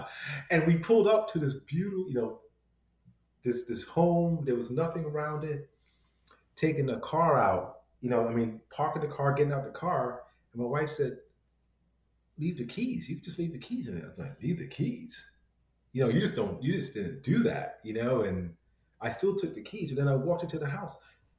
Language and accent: English; New York City, New York, United States; also born or lived in London, United Kingdom; So I think I was 7 when I came to the U.S. We grew up in the Bronx, in New York. My parents had a home. They had a 2-family home that my sister and I grew up